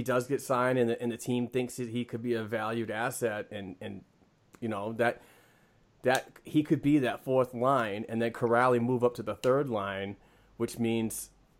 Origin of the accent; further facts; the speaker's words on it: Boston, Massachusetts, United States; I'm from Boston, and I can't speak properly.